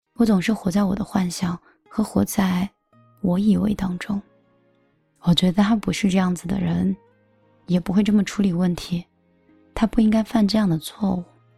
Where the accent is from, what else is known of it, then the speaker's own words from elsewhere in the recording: northern China, China; 我是北方人